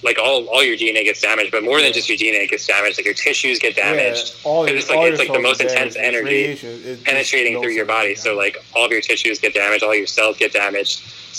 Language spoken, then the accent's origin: English; Long Island, New York, United States; now in San Francisco Bay Area, United States; I was born in Long Island